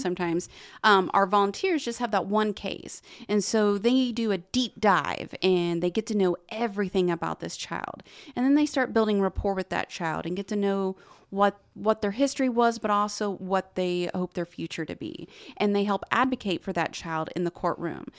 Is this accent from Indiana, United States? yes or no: yes; Muncie, Indiana, United States; I am from Muncie, born and raised